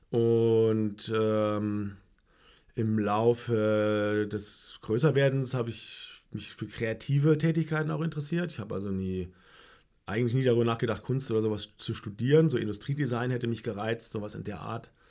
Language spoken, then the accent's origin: German; Heidelberg, Baden-Württemberg, Germany; also born or lived in Jena, Germany; ich bin ja in Heidelberg groß geworden.